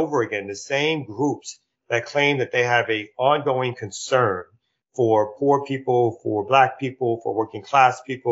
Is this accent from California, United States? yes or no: no; New York, United States; now in Atlanta, United States; I'm originally from New York.